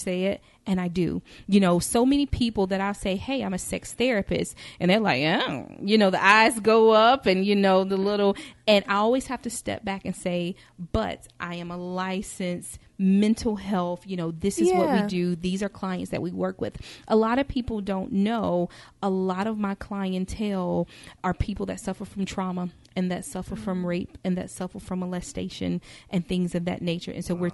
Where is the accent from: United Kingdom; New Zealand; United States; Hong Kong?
United States; Charlotte, North Carolina; I grew up in Charlotte, North Carolina, you know, Bible Belt, Christian girl